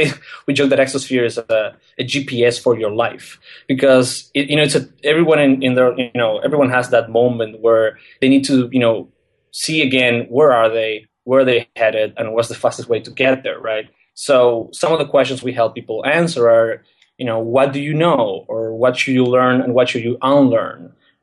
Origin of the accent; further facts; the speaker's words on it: Argentina; English is a second language; I'm from Argentina. I'm 27 years old. And I think the interesting thing, I guess, that I can tell about myself is that I was very, a very weird case for Argentinian standards.